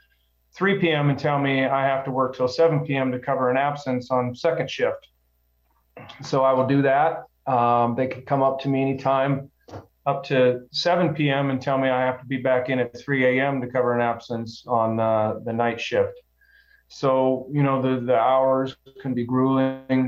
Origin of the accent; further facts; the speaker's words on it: Omaha, Nebraska, United States; also born or lived in Englewood, Colorado; I was born in Inglewood, Colorado, and I moved to Omaha, Nebraska. My dad worked for the Union Pacific Railroad. I moved to Omaha when I was in second grade, and I've been here ever since